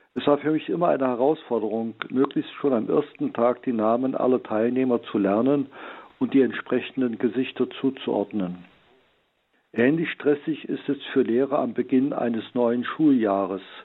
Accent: Heilbad Heiligenstadt, Thuringia, Germany; meiner Heimatstadt Heiligenstadt im Eichsfeld

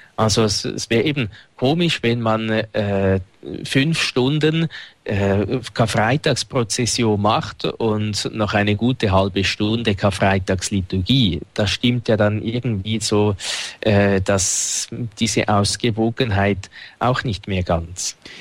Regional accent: Winterthur, Zurich, Switzerland; Dort, wo ich aufgewachsen bin, gibt es das Albani-Fest

